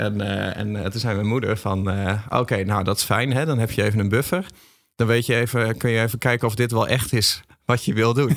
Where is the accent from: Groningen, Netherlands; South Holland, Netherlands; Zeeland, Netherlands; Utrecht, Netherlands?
Groningen, Netherlands; Ik kom ook uit Groningen